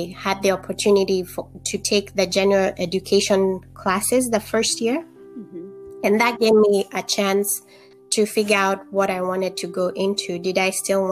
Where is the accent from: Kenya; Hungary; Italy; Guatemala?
Kenya; moved away; Growing up in Kenya, I was able to see how social disparities affect health of communities